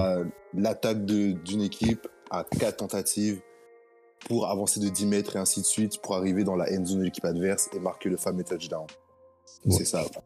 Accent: France; moved away as an adult; now in United States; tous, les, Français ici, on est des survivants

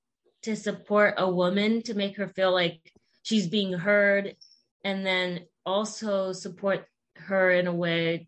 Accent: Nebraska, United States; now in Washington, United States; I'm originally from Nebraska

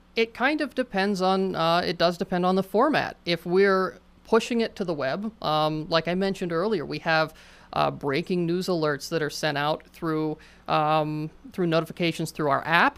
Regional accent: Johnstown, Pennsylvania, United States; Johnstown is my hometown

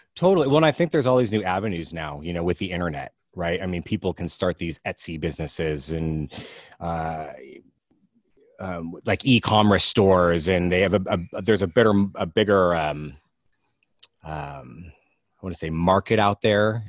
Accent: Alameda, California, United States; also born or lived in Walnut Creek, California; I live in Alameda, California. I actually grew up here. I was born in Walnut Creek, but grew up in Alameda.

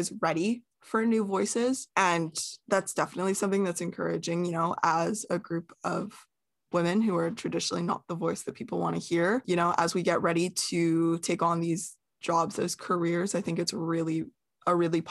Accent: Canada; We are Canadian

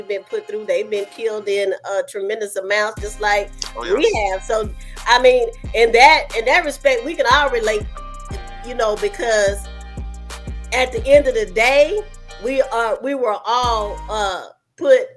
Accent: Texas, United States; moved away as an adult; also born or lived in Anchorage, Alaska; Originally, I'm from Texas, but I moved away once I became an adult and started having children. I stayed in Anchorage, Alaska for almost 25 years, and now I'm back in Texas

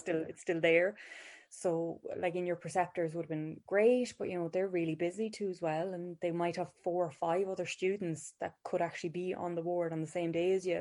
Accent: Ballinasloe, Connacht, Ireland; I'm from Ballinasloe.

